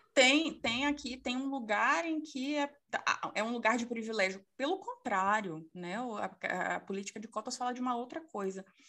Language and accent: Portuguese; Salvador, Bahia, Brazil; sou soteropolitana